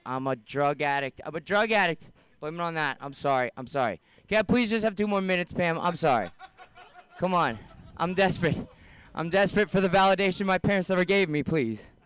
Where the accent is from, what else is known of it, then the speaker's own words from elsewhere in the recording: San Francisco, California, United States; I'm from San Francisco.